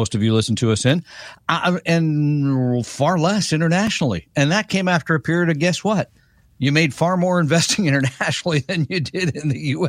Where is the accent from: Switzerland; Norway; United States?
United States; Bay Area, California; I was from the Bay Area